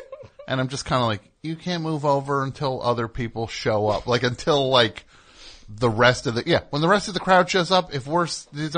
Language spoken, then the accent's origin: English; New Jersey, United States; I'm from New Jersey.